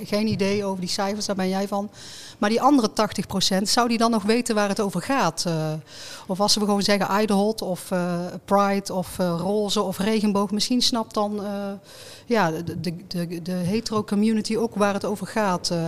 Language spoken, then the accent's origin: Dutch; North Brabant, Netherlands